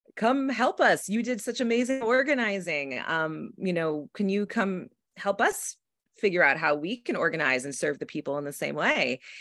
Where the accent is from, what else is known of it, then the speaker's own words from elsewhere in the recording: south of Buffalo, Western New York, United States; now in Brooklyn, United States; I'm from actually Western New York, a small town in, um, south of Buffalo, but I live in Brooklyn